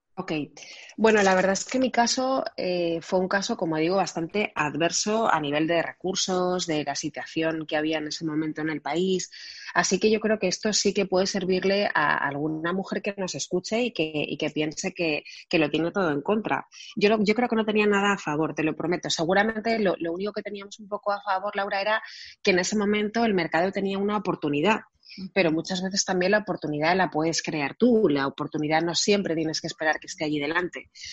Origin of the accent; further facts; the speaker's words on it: Barcelona, Catalonia, Spain; yo nací en Barcelona